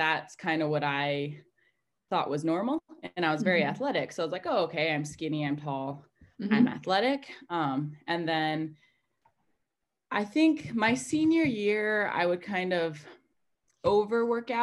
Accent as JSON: {"language": "English", "region": "Montana", "country": "United States", "tie": "born or raised there", "said": "I'm from Montana in the United States, and I kind of grew up more on a farm"}